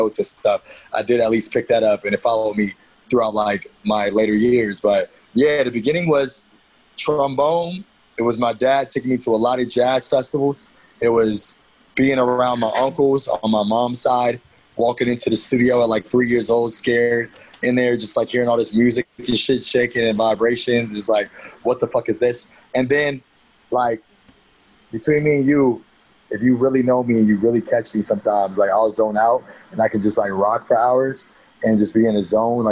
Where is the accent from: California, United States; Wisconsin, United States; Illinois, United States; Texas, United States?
California, United States; Fairfield; from Cali, man. I was born in the Bay Area, in Fairfield, California